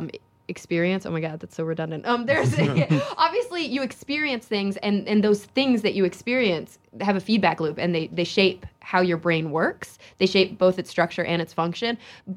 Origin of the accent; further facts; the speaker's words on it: Texas, United States; moved away; It was a really tough move for somebody who had been growing up in Texas.